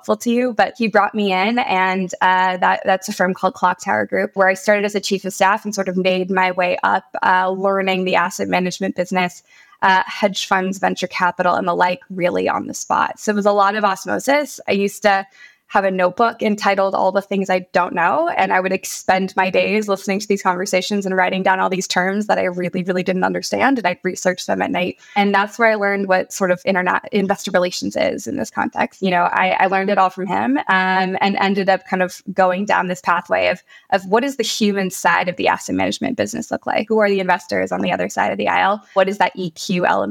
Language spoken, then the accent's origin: English; San Diego, California, United States; also born or lived in Johannesburg, South Africa / Washington, D.C.; I was born in Johannesburg, South Africa, and immigrated with my family down to San Diego when I was young